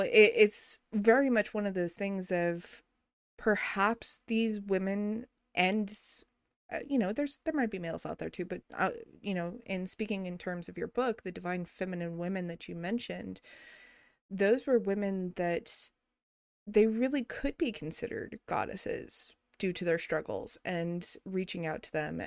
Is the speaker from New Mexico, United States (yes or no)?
yes; New Mexico, United States; moved away; growing up in New Mexico